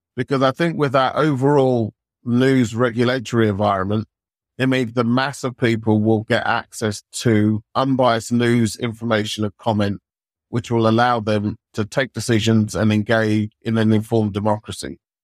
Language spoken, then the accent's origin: English; United Kingdom; we're British